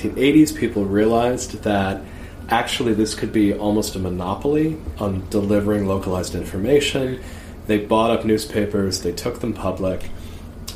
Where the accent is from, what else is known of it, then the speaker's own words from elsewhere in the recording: United States; I'm an American